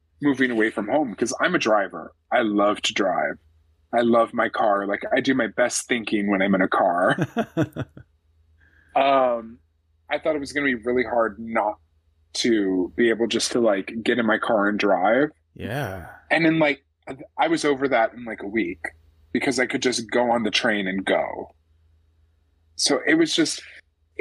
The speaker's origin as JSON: {"language": "English", "region": "West Coast", "country": "United States", "tie": "born or raised there", "said": "growing up on the West Coast, I have no concept of public transit."}